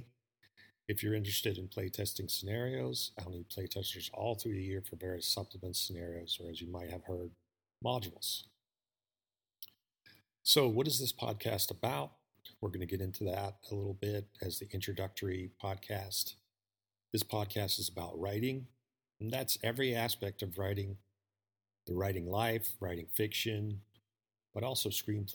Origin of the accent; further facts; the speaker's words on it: Pittsburgh, Pennsylvania, United States; moved away as an adult; also born or lived in Los Angeles / Las Vegas / Albuquerque, New Mexico / Texas; I grew up in Pittsburgh, Pennsylvania.